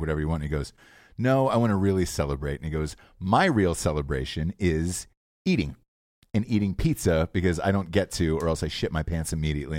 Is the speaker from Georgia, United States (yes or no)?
yes; Georgia, United States; moved away as an adult; also born or lived in Ohio; I grew up in Georgia my entire life